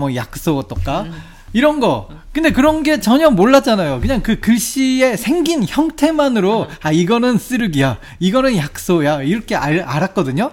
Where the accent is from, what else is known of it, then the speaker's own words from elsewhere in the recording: South Korea; 내가 한국 사람이잖아요